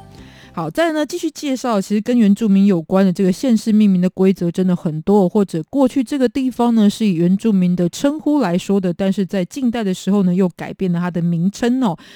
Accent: Kaohsiung, Taiwan; 再来是我的故乡高雄哦。

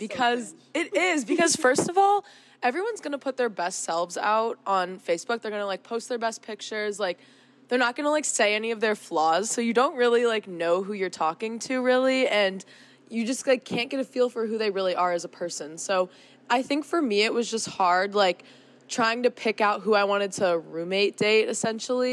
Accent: St. Louis, Missouri, United States; moved away as an adult; I am from St. Louis, Missouri

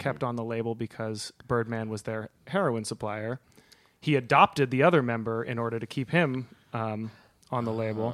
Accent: Berkeley, California, United States; now in Los Angeles, United States; I live in Los Angeles, but I grew up, uh, in Berkeley

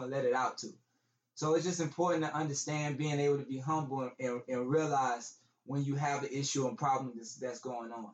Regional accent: Texas, United States; I'm from Texas

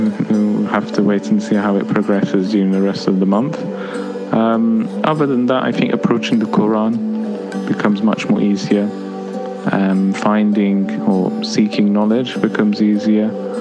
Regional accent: United Kingdom; As a British Muslim, I don't really face any obstacle as such trying to fast in London in 2018.

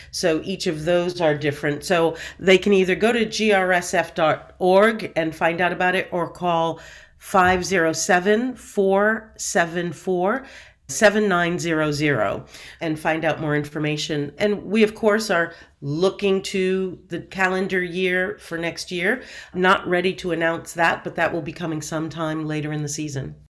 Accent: Seekonk, Massachusetts, United States; also born or lived in Providence, Rhode Island; I was born in Providence, Rhode Island, raised in Seekonk, Massachusetts

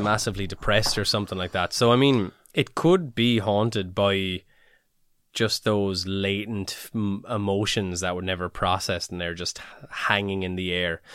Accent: Ireland; we're little Irish heads on us

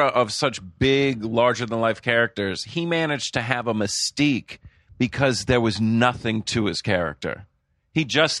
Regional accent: Rhode Island, United States; Well, I grew up in Rhode Island.

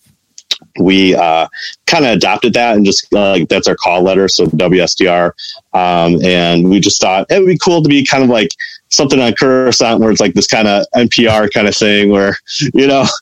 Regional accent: Chicago, Illinois, United States; I'm from Chicago

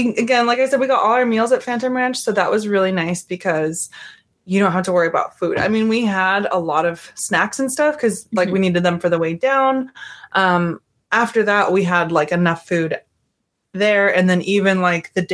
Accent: Montana, United States; moved away; I am from Montana

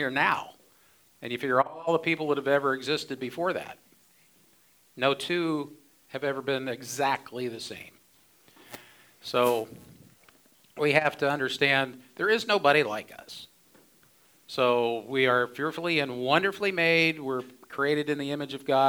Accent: Ohio, United States; now in Phoenix, United States; I grew up in Ohio. I didn't know any better until I came to Phoenix

